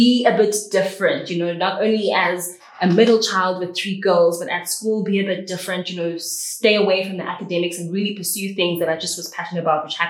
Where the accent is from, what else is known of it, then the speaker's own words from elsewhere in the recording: Port Elizabeth, Eastern Cape, South Africa; I am from PE. I still call it Port Elizabeth.